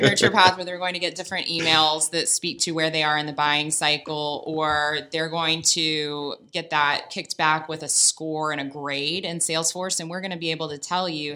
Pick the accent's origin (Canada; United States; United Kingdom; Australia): Australia